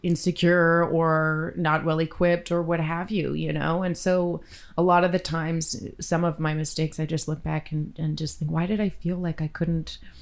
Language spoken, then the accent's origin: English; Victoria, British Columbia, Canada; Still in my hometown of Victoria.